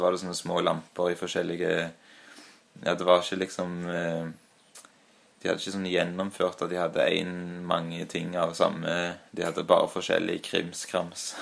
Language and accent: Norwegian; Stavanger, Rogaland, Norway; now in Trondheim, Norway; Men jeg er født i Hillevåg eh, og har eh, en del eh, av mine minner derfra